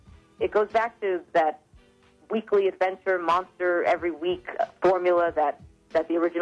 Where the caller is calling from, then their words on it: New York City, New York, United States; I am calling from Queens, New York.